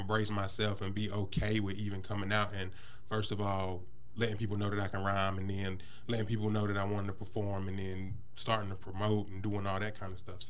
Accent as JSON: {"language": "English", "town": "Greensboro", "region": "North Carolina", "country": "United States", "tie": "born or raised there", "lives_now": "Asheboro, United States", "said": "I'm originally from Greensboro."}